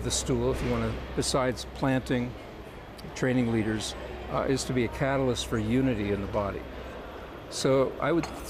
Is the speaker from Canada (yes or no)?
yes; Canada; now in Israel; You know, I came from Canada.